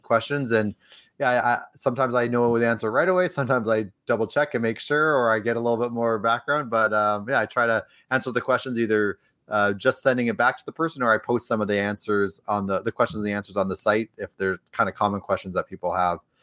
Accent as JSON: {"language": "English", "town": "Edmonton", "region": "Alberta", "country": "Canada", "tie": "born or raised there", "moved": "as an adult", "lives_now": "Los Angeles, United States", "said": "I'm from Edmonton originally, grew up there, spent most of my, my time in Edmonton"}